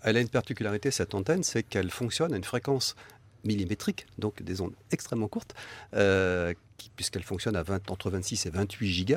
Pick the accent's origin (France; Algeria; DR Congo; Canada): France; chez nous en France